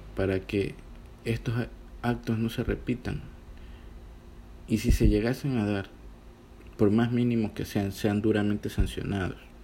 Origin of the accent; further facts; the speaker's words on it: Ecuador; mi país